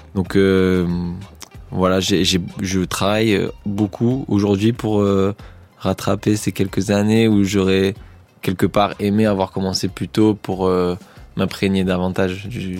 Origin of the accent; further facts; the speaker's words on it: Marseille, Provence-Alpes-Côte d'Azur, France; j'ai grandi à Marseille, j'ai pas non plus grandi euh, en Norvège.